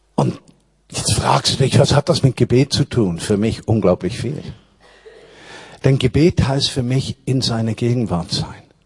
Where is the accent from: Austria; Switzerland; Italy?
Switzerland; moved away as an adult; now in Berlin, Germany; ich war kulturchristlich aufgewachsen in der Schweiz